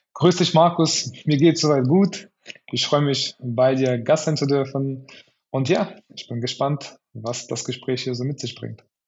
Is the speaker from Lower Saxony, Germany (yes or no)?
no; Cologne, North Rhine-Westphalia, Germany; ich komme aus Köln